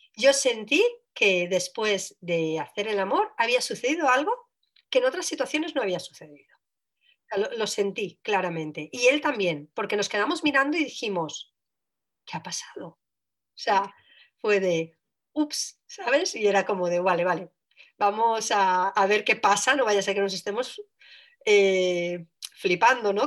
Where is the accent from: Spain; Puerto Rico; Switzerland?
Switzerland; yo nací en Suiza